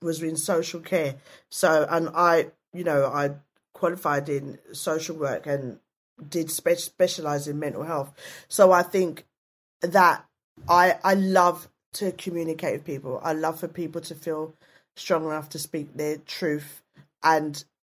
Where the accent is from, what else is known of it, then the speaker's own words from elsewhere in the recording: London, United Kingdom; also born or lived in Hackney / Waltham Forest; now in South London, United Kingdom; I was brought up in East London, lived in East London